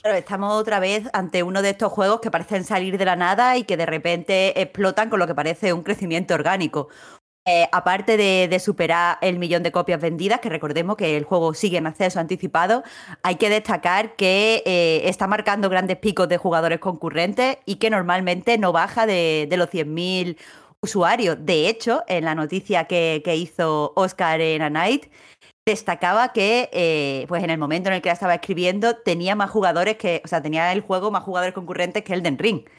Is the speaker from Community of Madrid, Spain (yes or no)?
no; Andalusia, Spain; como andaluza